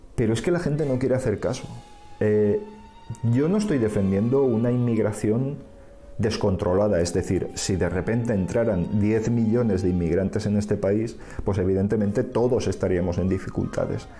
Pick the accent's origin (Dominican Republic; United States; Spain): Spain; un gallego, como nos llaman ellos